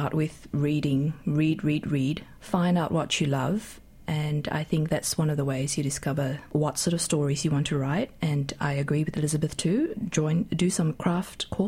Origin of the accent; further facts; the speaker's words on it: Malaysia; now in Australia; growing up in Malaysia and then migrating to Australia with my family